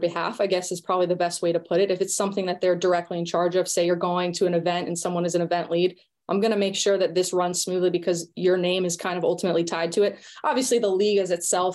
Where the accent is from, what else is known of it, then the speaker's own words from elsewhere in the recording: Richmond, Virginia, United States; I actually grew up in Richmond, Virginia, which is where the ECNL is based out